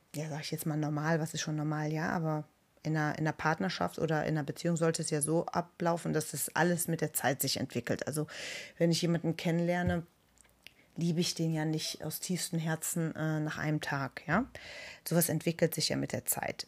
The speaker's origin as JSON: {"language": "German", "country": "Germany", "said": "bei uns in Deutschland"}